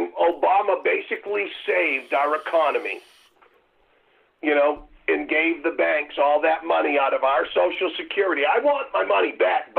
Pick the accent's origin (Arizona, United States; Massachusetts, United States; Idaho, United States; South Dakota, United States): Massachusetts, United States; Martha's Vineyard; I grew up on Martha's Vineyard.